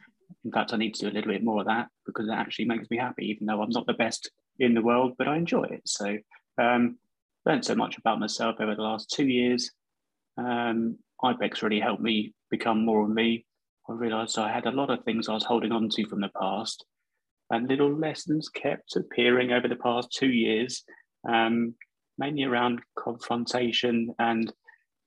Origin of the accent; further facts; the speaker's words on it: Guildford, South East England, United Kingdom; also born or lived in Dubai / Hong Kong; I'm from Guildford originally, spent quite a bit of time abroad in Dubai and Hong Kong in my younger years